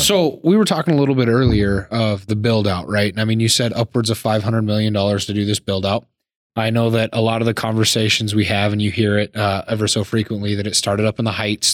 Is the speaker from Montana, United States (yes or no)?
yes; Laurel, Montana, United States; now in Billings, United States; I was born and raised in Laurel, so we can say I'm a Billings guy.